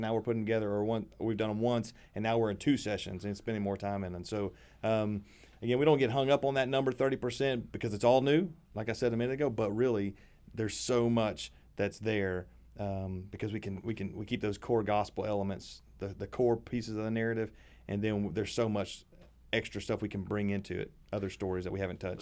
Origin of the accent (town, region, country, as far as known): Middle Tennessee, United States; born or raised there